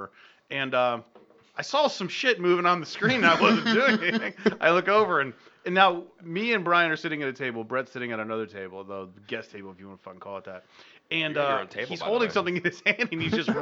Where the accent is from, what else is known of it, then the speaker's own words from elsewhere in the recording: Akron, Ohio, United States; moved away; I'm from Akron.